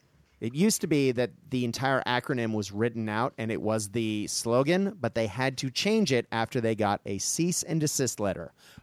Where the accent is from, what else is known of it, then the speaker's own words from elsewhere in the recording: United States; I say that as an American